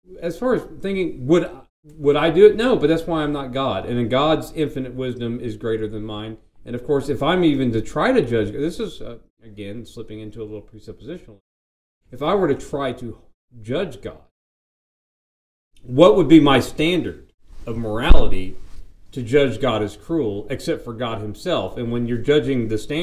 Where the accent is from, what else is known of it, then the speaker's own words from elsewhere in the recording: Arkansas, United States; now in Indiana, United States; I'm a guy from Arkansas who lives in Indiana